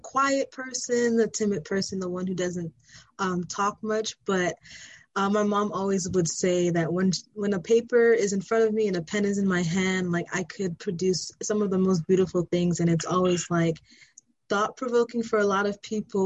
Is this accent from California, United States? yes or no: no; New York City, New York, United States; moved away as an adult; now in Columbia, Maryland, United States; I'm from Brooklyn, New York